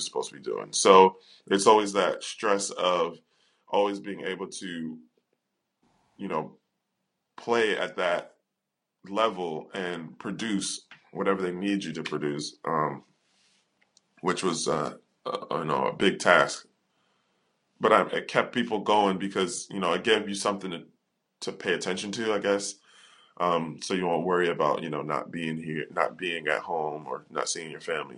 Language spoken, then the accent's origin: English; United States; moved away; being an American